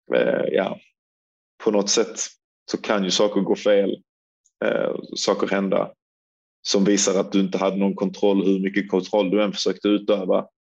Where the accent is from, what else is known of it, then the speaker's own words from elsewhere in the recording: Sweden; som svensk